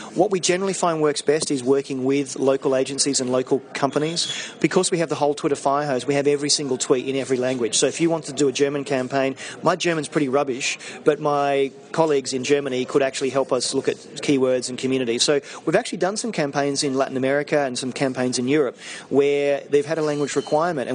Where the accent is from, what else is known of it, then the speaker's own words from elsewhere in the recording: Australia; now in London, United Kingdom; I'm Australian living in London